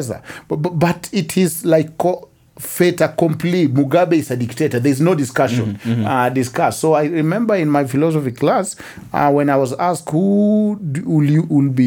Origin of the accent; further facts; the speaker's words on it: Kenya; moved away as an adult; also born or lived in United States; I never even thought so much as a Kenyan. I knew I am a Luo from this village